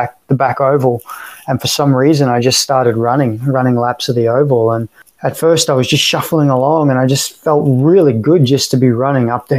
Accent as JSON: {"language": "English", "town": "Sunshine Coast", "region": "Queensland", "country": "Australia", "tie": "born or raised there", "also_born_or_lived": "Sydney / Florida", "moved": "yes", "lives_now": "Tampa, United States", "said": "I'm obviously Australian by birth, born and raised in, born in Sydney and raised on the Sunshine Coast"}